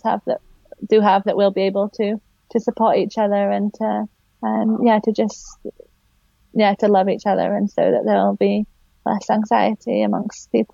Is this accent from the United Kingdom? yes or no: yes; Yorkshire and the Humber, United Kingdom; moved away as an adult; now in Philippines; I'm from West Yorkshire originally